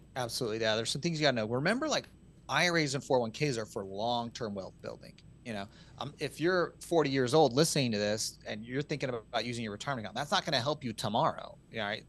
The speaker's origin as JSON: {"language": "English", "region": "Utah", "country": "United States", "tie": "born or raised there", "said": "I'm from Utah"}